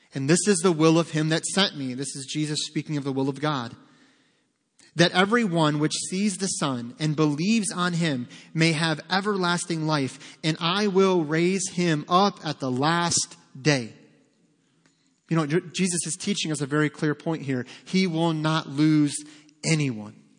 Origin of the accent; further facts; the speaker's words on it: Detroit, Michigan, United States; We grew up in Detroit